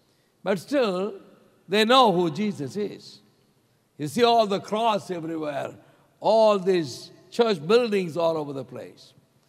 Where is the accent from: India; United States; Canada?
India; South India; moved away as an adult; now in New Delhi, India; I'm from South India, okay? And our staple diet is rice. That's what we eat in South India.